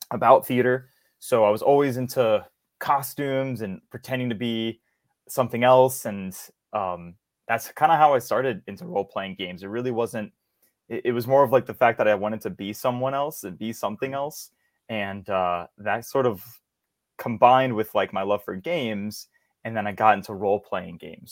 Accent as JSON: {"language": "English", "town": "Hammond", "region": "Louisiana", "country": "United States", "said": "I come from Louisiana, small town uh, called Hammond. It's uh, about an hour outside of New Orleans."}